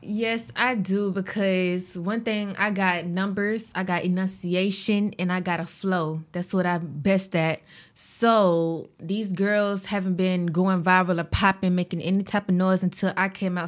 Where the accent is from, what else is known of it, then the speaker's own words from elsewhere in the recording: Augusta, Georgia, United States; I'm from Augusta